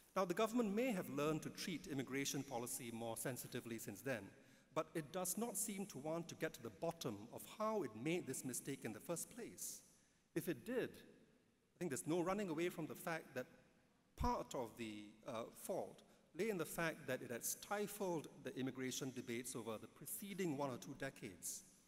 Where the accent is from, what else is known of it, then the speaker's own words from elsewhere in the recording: Singapore; as an Indian, I'm glad I've grown up in a society that has Malays and Chinese